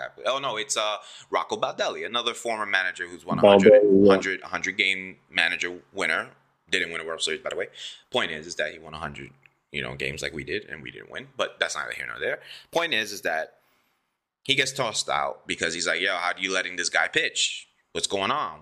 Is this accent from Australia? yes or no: no; New York City, New York, United States; I'm from Brooklyn